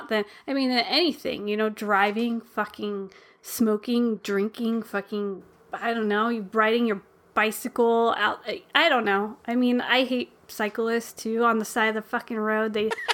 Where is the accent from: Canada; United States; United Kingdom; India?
United States; because I'm American.